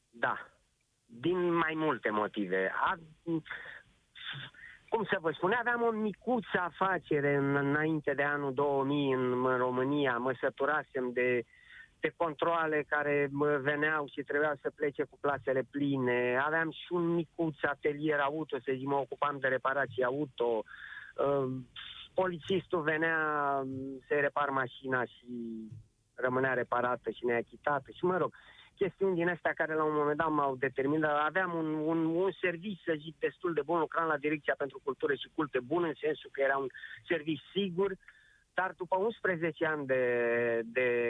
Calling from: Spain; Bun, ce vreau să vă văd, sunt din Spania. Vreau să transmit și eu un, uh, un mesaj celor din țară, să stea acasă.

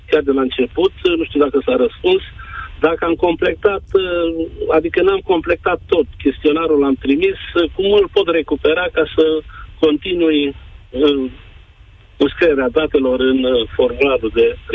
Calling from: Brașov, Brașov County, Romania; Sunt de la Brașov.

